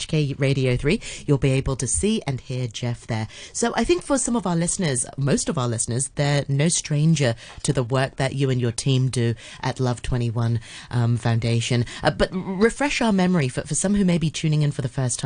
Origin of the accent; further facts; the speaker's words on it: Hong Kong; I grew up in Hong Kong